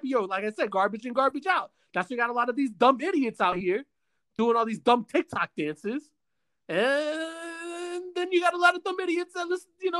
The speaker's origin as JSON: {"language": "English", "region": "the South", "country": "United States", "tie": "born or raised there", "said": "growing up in the South"}